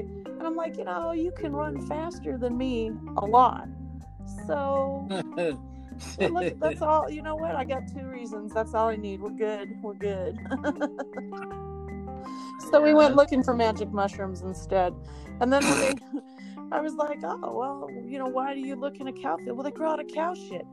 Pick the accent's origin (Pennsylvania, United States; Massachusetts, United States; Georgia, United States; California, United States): California, United States; Southern; moved away; also born or lived in Texas; I was from Southern California